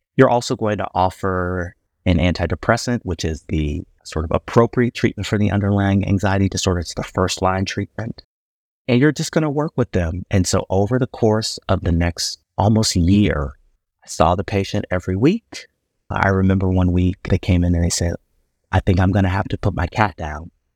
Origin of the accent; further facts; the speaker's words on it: Chicago, Illinois, United States; moved away as an adult; also born or lived in Ohio; now in Houston, United States; I'm originally from Chicago, Illinois, but I'm a Texan by choice, not by birth.